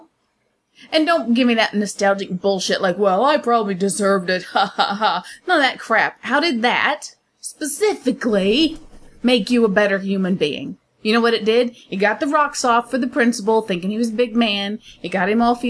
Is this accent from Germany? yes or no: no; United States; I'm American